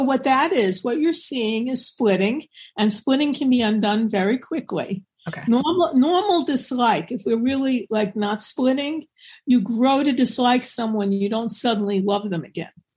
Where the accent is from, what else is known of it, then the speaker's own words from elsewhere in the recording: New York, United States; I'm from New York